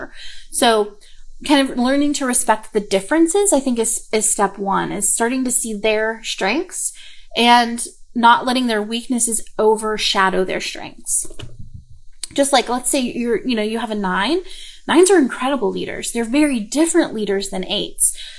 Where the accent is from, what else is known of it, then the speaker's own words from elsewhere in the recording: the South, United States; accent: southern; My southern accent just went